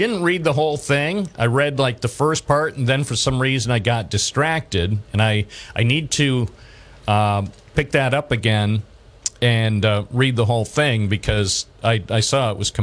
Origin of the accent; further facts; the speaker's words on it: Binghamton, New York, United States; I was born in Binghamton, and I've been a Binghamton area resident all my life.